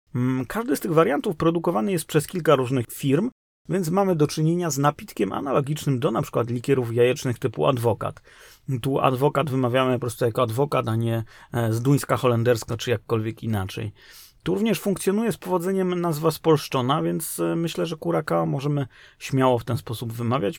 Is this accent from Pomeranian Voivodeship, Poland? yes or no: no; Kraków, Lesser Poland, Poland; moved away; w Krakowie, skąd pochodzę